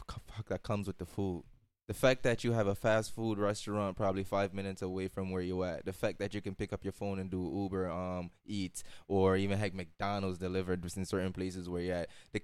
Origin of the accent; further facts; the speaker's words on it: Jamaica; moved away; because when I came from Jamaica, I think it's safe to say it was, in a sense, third world.